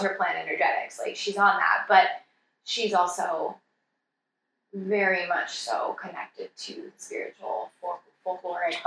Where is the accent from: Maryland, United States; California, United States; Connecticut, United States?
California, United States; Santa Cruz; I was working at this tiny little natural food store in my hometown of Santa Cruz in this little suburb called Aptos